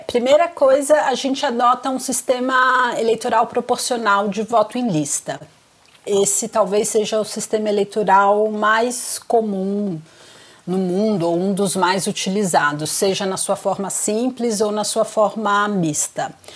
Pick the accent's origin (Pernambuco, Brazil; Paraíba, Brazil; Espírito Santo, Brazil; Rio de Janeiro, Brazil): Espírito Santo, Brazil; Vitória; moved away as an adult; now in São Paulo, Brazil; E eu sou capixaba, eu sou de Vitória